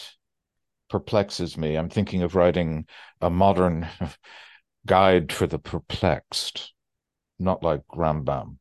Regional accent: United States; I'm an American, a Jewish American

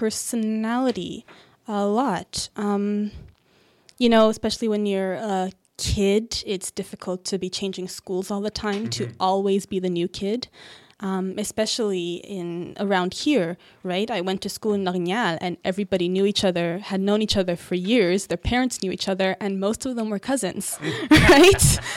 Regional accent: Montreal, Quebec, Canada; born there; also born or lived in British Columbia / Ontario; Always inside Canada, but I was born in Montreal, then we moved to British Columbia, moved around a bit there, then we came back here to Ontario.

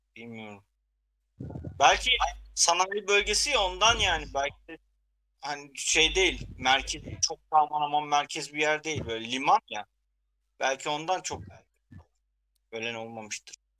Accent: Ardahan, Turkey; bir Ardahanlı olarak e, bizim köyden de ara ara böyle haberler gelir zaten.

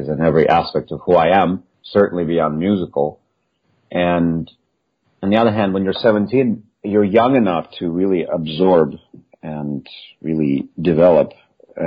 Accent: Russia; moved away as an adult; now in United States; I am the first Russian wind player that basically ever did that and ever got a principal job eventually in major orchestra in the U.S.

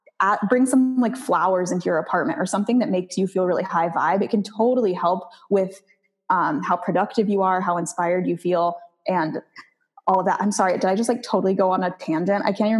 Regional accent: Maui, Hawaii, United States; So, so I started off in Maui and I actually lived there for a few years growing up, and then I got married there.

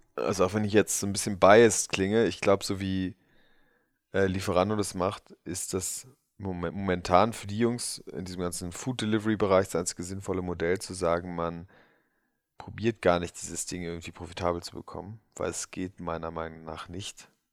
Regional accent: Berlin, Germany; wo ich, wo ich aufgewachsen bin, Wilmersdorf 10711 für alle Berliner Halensee

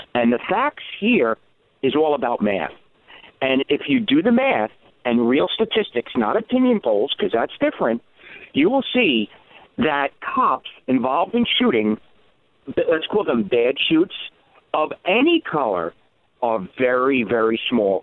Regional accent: New York City, New York, United States; I grew up in the Bronx, uh, high crime area

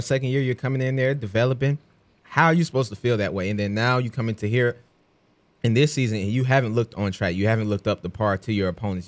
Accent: Atlanta, Georgia, United States; being from Atlanta

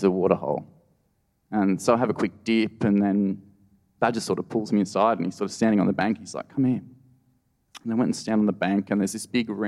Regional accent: Blue Mountains, New South Wales, Australia; now in Northern Territory, Australia; I grew up in the Blue Mountains, which is this gorgeous World Heritage listed national park.

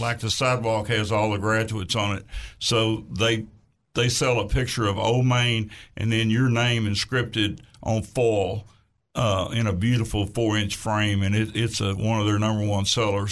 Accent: Tamo, Arkansas, United States; I'm from Tamo

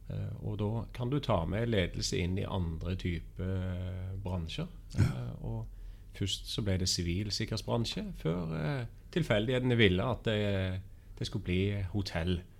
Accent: Stavanger, Rogaland, Norway; also born or lived in Copenhagen, Denmark; hører gjerne på dialekten at jeg er fra Stavanger. Ja, Det er ikke vanskelig. og har flytta meg rundt i, i, i Norden spesielt.

